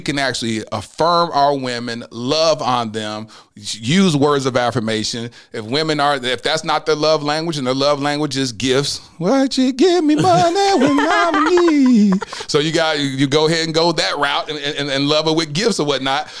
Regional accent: Mesquite, Texas, United States; I grew up in the Assemblies of God. Uh, First Assemblies of God in Mesquite, the only black family in the whole church

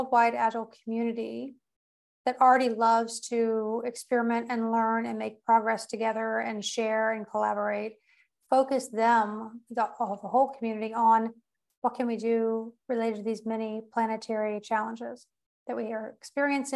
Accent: United States; also born or lived in Portugal; I'm also American, and I am in between Portugal and the United States these days.

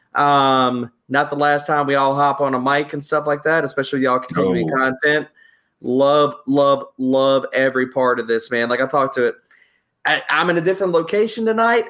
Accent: the South, United States; I'm from the South

